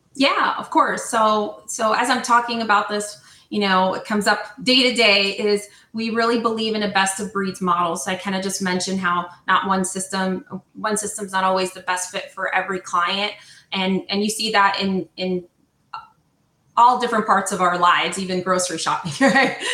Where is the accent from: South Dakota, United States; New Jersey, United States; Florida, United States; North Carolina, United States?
New Jersey, United States; now in Southern California, United States; I'm not Italian. I am from New Jersey